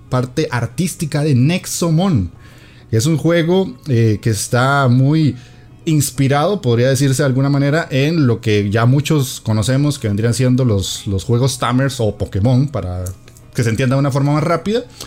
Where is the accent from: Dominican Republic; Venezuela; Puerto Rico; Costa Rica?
Costa Rica; aquí en mi país